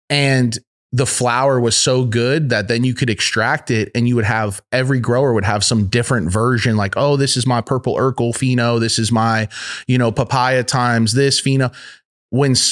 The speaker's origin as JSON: {"language": "English", "region": "Arkansas", "country": "United States", "tie": "born or raised there", "said": "Where'd you grow up? Arkansas originally. So Arkansas."}